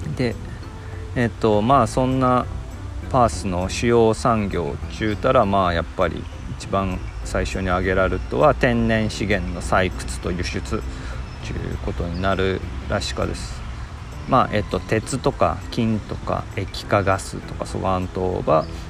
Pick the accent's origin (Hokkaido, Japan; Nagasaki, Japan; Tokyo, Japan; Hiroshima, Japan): Nagasaki, Japan; accent: Nagasaki dialect; moved away as an adult; also born or lived in Fukuoka; now in Perth, Australia; 生まれは長崎でえっと、数年前に、えっと、日本でホニャララバーガー中ハンバーガーが有名になっとった町の出身です